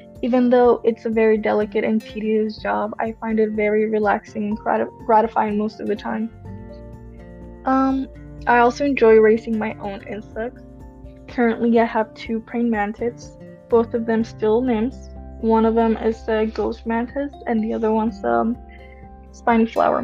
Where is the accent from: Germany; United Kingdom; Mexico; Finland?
Mexico; Tijuana, Baja California; also born or lived in San Diego, California, United States; now in Kalamazoo, United States; I was born in San Diego, I actually lived across the border in a beautiful city called Tijuana